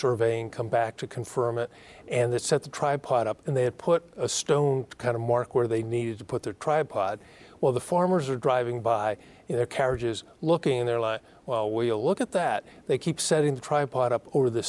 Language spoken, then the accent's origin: English; Massachusetts, United States; now in Chester County, United States; I grew up in Massachusetts